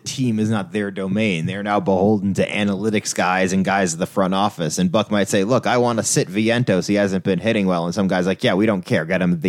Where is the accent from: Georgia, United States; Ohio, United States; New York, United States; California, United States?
New York, United States; And so when, especially as a New Yorker, you've only ever heard the New York version of baseball.